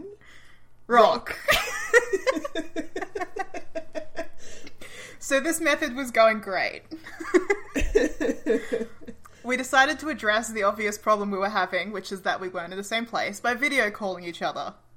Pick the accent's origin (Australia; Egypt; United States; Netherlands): Australia; We're Australian